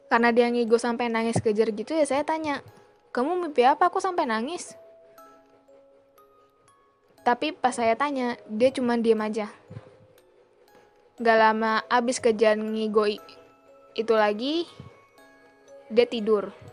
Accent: Sukabumi, West Java, Indonesia; Kisah ini berada tepat di kampung saya sendiri. Dan kampung saya berada di daerah pelosok Sukabumi perbatasan dengan Banten.

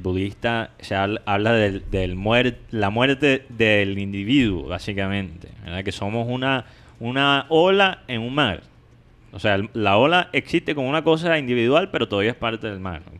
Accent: United States; now in Colombia; yo siendo gringo

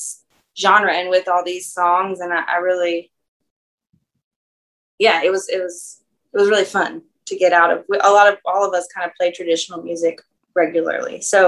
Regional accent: North Carolina, United States; moved away as an adult; now in Louisiana, United States; I didn't grow up speaking French I'm from North Carolina originally and came here in 2006

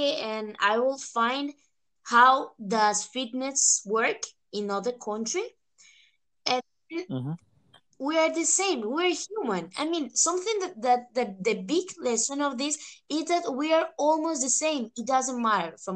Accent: Costa Rica; now in Spain; I'm from Costa Rica

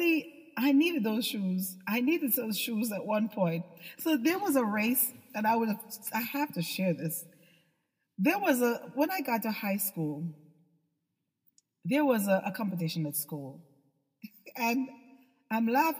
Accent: Jamaica; when I was a little girl, I had no shoes. I'm from Jamaica

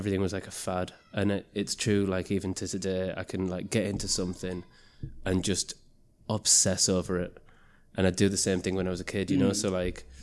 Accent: Middlesbrough, North East England, United Kingdom; moved away; also born or lived in Leeds; I was growing up in Middlesbrough

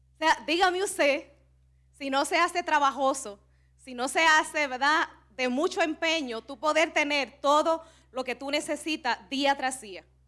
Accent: Cibao, Dominican Republic; accent: Cibaeño; somos dominicanas y que somos del Cibao

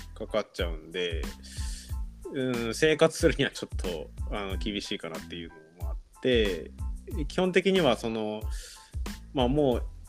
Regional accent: Tokushima, Japan; now in Tamba, Japan; 僕、徳島出身で

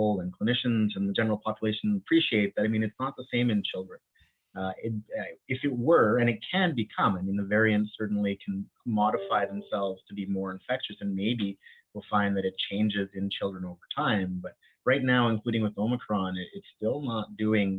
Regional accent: Winnipeg, Manitoba, Canada; accent: St. Vital, Winnipeg; also born or lived in Bahamas; I'm originally from the Bahamas and I was born there, but moved here when I was fairly young to Winnipeg

